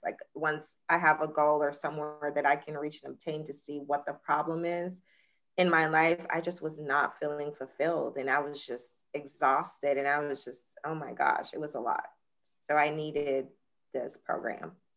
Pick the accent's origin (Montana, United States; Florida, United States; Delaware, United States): Florida, United States; Jacksonville; I'm from Jacksonville, Florida